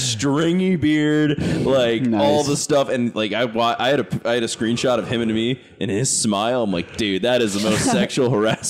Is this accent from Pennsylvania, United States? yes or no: yes; Philadelphia, Pennsylvania, United States; I'm more from Philadelphia, so I don't know the area.